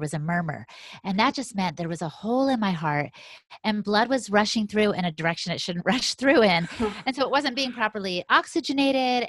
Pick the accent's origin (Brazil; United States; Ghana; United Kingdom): United States; I've got 100% Latina blood, you know, but I'm American by birth and by the way they raised me